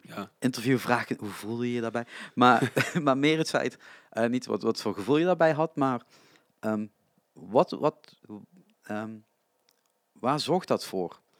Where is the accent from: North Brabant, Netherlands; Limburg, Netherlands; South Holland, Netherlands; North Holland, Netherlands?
Limburg, Netherlands; Als Limburger, kunstbende Limburg, daar moet je meedoen